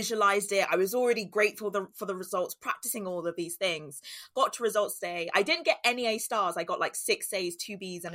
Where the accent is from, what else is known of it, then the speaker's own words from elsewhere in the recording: London, United Kingdom; I grew up in Walthamstow, which is northeast London